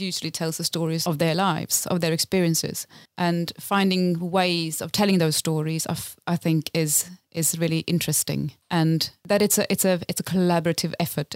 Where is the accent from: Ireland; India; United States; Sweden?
Sweden; Lapland; moved away as an adult; now in London, United Kingdom; so I am originally from Sweden, from Lapland in Sweden. Grew up in a very remote town, far above the Arctic Circle